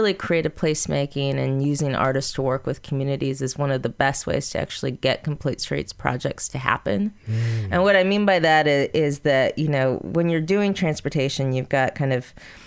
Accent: Seattle, Washington, United States; my hometown of Seattle

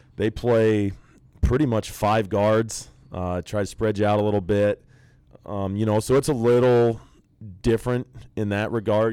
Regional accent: Nebraska, United States; growing up in Nebraska in the nineties, I was an outlier

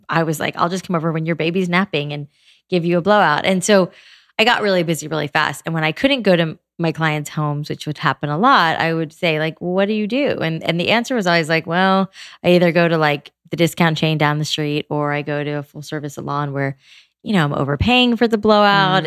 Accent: South Florida, United States; I grew up in South Florida

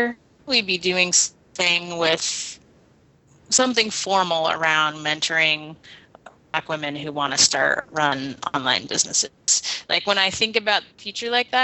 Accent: Portland, Oregon, United States; I'm from here

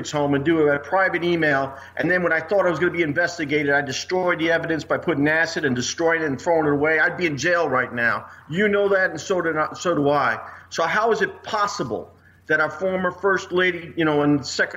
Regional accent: New York City, New York, United States; moved away as an adult; now in Missouri, United States; I was born in Brooklyn, New York. And I love the city. But when I came out here with the B-2s in 94, I ended up calling Missouri my home

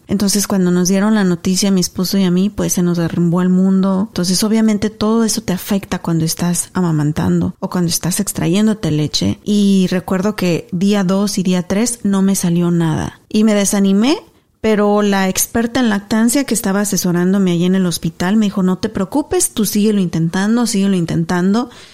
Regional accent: Mexico; also born or lived in Garland, Texas; now in United States; mi gente linda de México, mis paisanos, mi pueblo, mi tierra

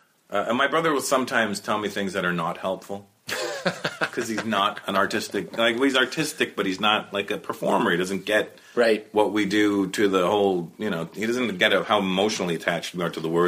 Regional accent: Toronto, Ontario, Canada; when I was younger and growing up in Canada, I experienced a lot of racism

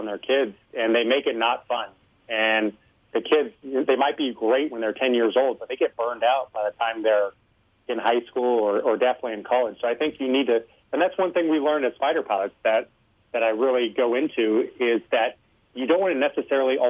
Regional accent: Los Alamos, New Mexico, United States; I grew up in Los Alamos, New Mexico, where the Manhattan Project was.

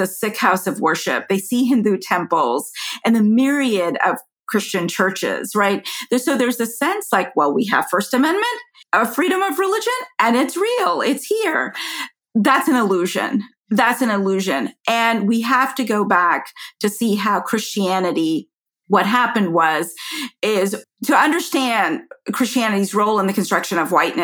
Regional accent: Atlanta, Georgia, United States; I grew up in Cobb County, Georgia. I am proud to be from Atlanta and proud to be from Georgia

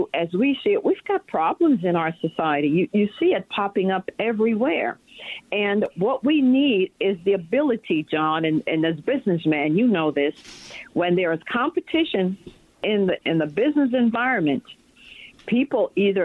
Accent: New York City, New York, United States; now in Virginia, United States; I was raised in the Bronx

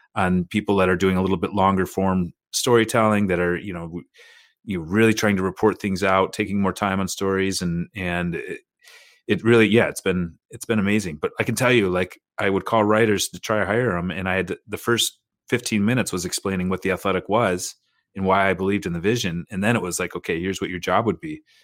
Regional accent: United States; as an American

